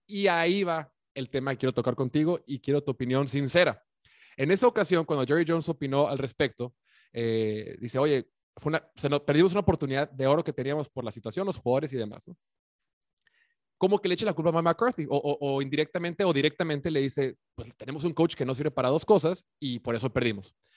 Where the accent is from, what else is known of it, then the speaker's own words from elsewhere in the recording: Mexico; somos mexicanos